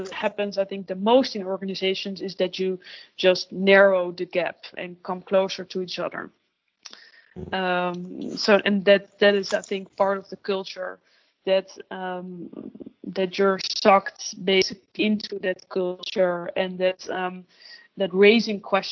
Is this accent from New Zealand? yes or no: no; Netherlands; first language Dutch; English is a second language; also born or lived in London, United Kingdom / Amsterdam, Netherlands; I really miss my mother tongue and like being able to make jokes in Dutch